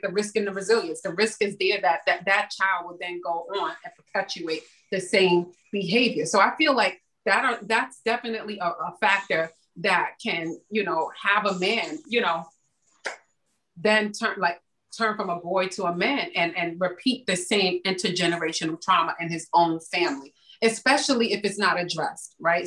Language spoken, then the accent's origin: English; New York City, New York, United States; growing up in the Bronx during the crack era